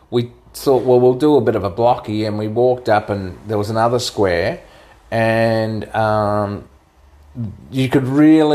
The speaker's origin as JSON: {"language": "English", "region": "Queensland", "country": "Australia", "said": "We're from Queensland."}